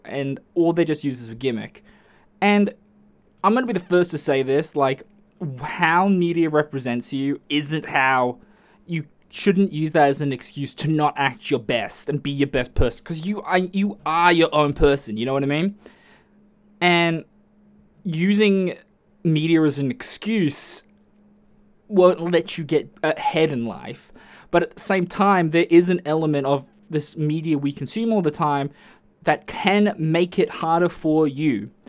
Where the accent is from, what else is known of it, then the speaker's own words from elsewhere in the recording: Australia; I'm Aussie